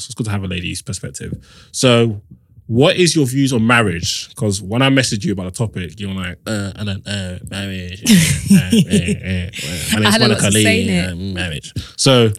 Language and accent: English; Nigeria; I'm Nigerian.